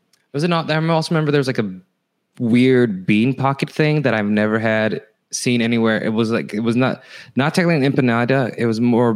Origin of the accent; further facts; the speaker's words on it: Fresno, California, United States; the elementary school was Fresno, California